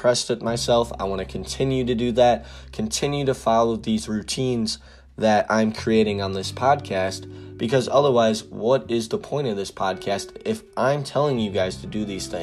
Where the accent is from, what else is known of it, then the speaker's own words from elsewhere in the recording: Wisconsin, United States; I'm from Wisconsin